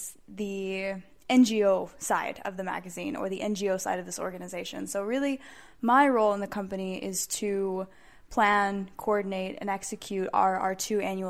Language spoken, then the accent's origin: English; United States; moved away as an adult; now in Prague, Czech Republic; being American